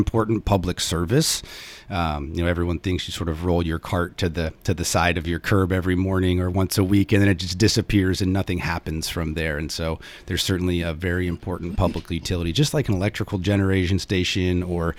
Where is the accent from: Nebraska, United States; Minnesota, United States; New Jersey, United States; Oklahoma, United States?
Nebraska, United States; Omaha; moved away; I'm originally from Omaha, Nebraska